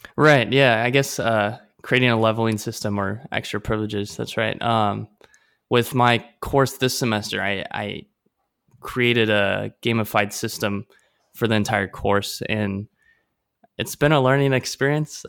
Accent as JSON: {"language": "English", "town": "Omaha", "region": "Nebraska", "country": "United States", "moved": "yes", "lives_now": "Taipei, Taiwan", "said": "I'm from Omaha, Nebraska"}